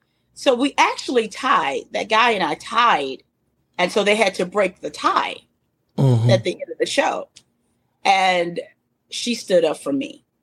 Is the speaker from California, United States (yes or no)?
no; Little Rock, Arkansas, United States; I'm from Little Rock, Arkansas. I'm a vocalist.